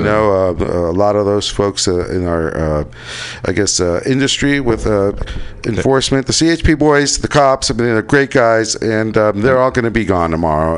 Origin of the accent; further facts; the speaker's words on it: United States; as an American